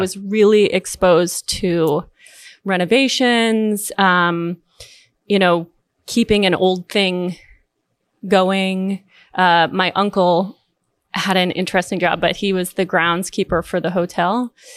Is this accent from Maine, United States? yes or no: yes; Southwest Harbor, Maine, United States; I grew up in Southwest Harbor, Maine